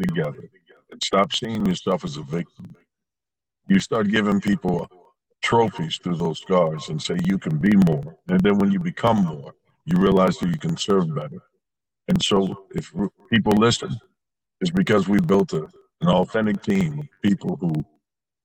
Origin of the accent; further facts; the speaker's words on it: Anderson, Indiana, United States; I was born in Anderson, Indiana, and I was the only child.